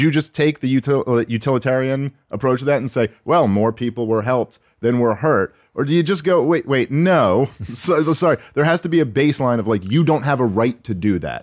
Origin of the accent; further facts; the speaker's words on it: New York City, New York, United States; moved away as an adult; now in New Jersey, United States; born and raised in New York City